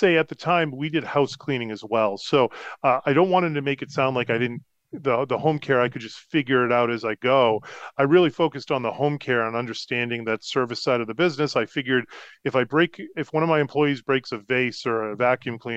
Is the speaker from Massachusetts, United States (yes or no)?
yes; Concord, Massachusetts, United States; moved away as an adult; also born or lived in Rhode Island / Colorado / Florida; growing up in the Concord